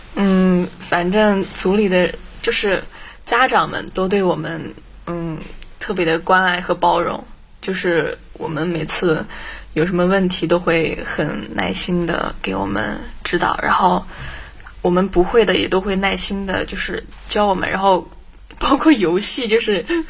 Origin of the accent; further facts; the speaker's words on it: Xinjiang, China; 我是一个新疆人，所以前后鼻音不分